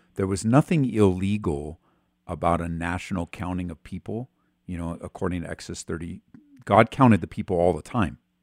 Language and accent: English; Southern California, United States; now in Colorado, United States; I am from Southern California. born and raised until I moved to Colorado